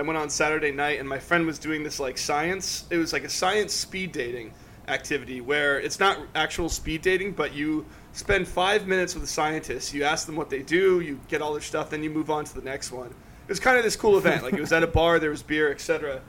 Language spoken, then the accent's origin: English; Durham, North Carolina, United States; here in Durham